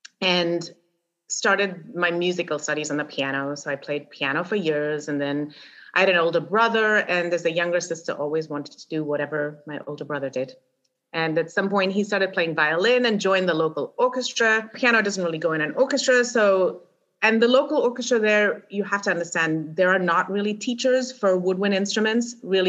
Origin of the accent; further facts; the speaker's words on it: England, United Kingdom; Apparently, I came from England with not enough control over my vibrato.